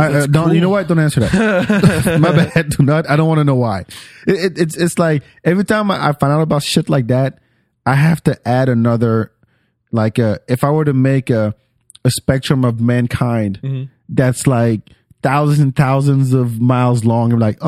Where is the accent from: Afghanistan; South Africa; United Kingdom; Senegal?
Senegal; So I'm originally from Senegal and there's markets.